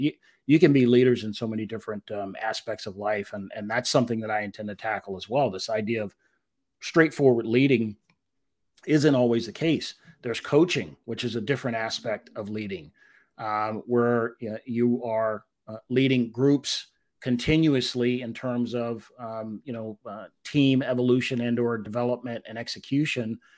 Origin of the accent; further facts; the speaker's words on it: Washington, District of Columbia, United States; I was a little guy growing up in Washington D.C.